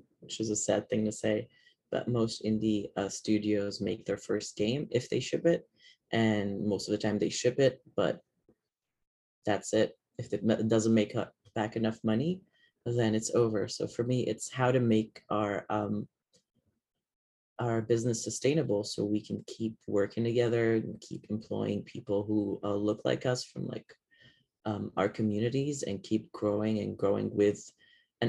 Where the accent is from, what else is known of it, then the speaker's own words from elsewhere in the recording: Lebanon; moved away; I come from Lebanon, which is technically a third world country.